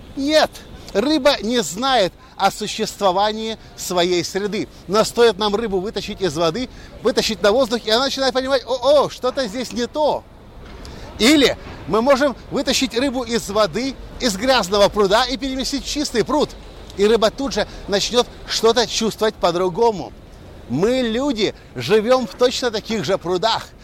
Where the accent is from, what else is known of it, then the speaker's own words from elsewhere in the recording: Ukraine; moved away; also born or lived in Erlangen, Germany; парень из Украины